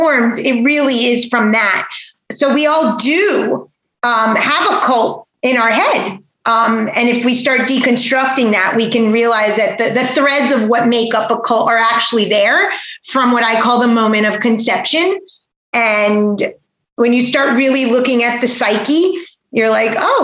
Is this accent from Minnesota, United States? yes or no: no; Aventura, Florida, United States; also born or lived in New York / Weston, Florida; I grew up not too far from here in Aventura, Florida